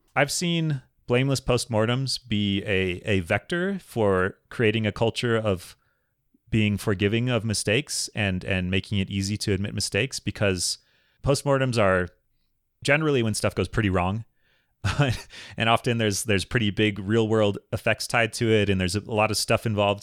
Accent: Minnesota, United States; I grew up in Minnesota

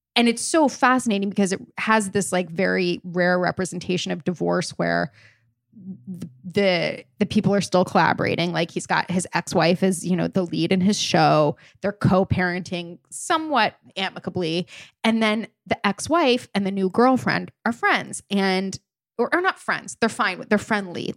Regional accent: Wilmington, United States; moved away; Wilmington. You know, my hometown

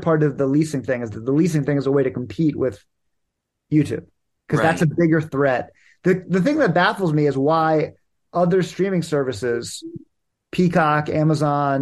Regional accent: Washington, District of Columbia, United States; my hometown of Washington, D.C.

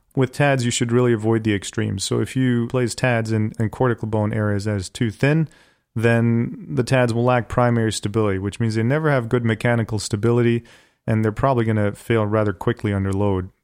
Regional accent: Bonn, North Rhine-Westphalia, Germany; born or raised there; also born or lived in Hanover, Germany; now in Cleveland, United States

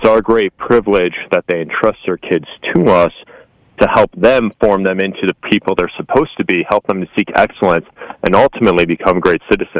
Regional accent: Midwest, United States; now in Charlotte, United States; I'm from the Midwest, so I was rooting for Detroit, but relatives in Kansas City.

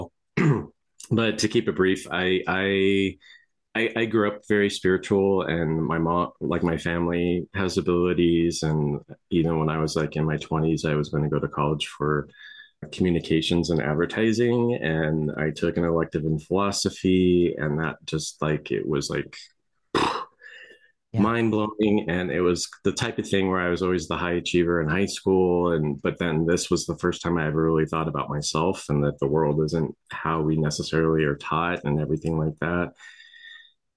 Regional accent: Las Vegas, Nevada, United States; I grew up in Las Vegas around Area 51

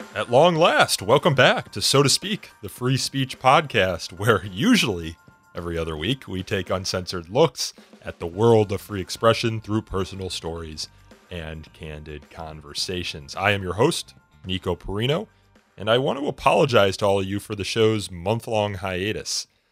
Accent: Elmhurst, Illinois, United States; I grew up in Elmhurst.

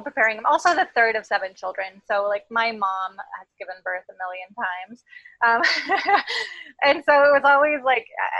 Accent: coast of Oregon, United States; also born or lived in Portland, Oregon; I grew up on the coast of Oregon, and then I moved to Portland, Oregon

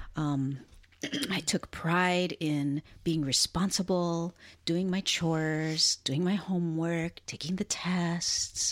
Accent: Hilo, Hawaii, United States; I was born and raised in a town called Hilo, on the island of Hawaii, which is part of the state and the archipelago of Hawaii

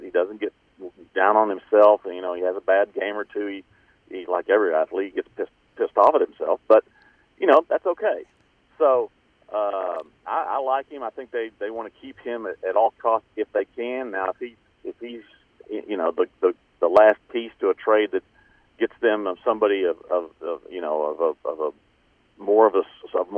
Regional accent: Dallas, Texas, United States; moved away as an adult; also born or lived in Houston; I grew up in Dallas

